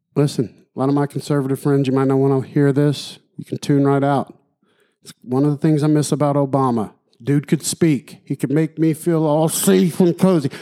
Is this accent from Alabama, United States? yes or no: yes; Alabama, United States; My home state, Alabama